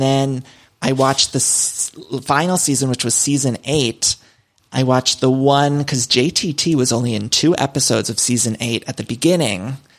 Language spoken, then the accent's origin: English; Cleveland, Ohio, United States; my hometown in Cleveland.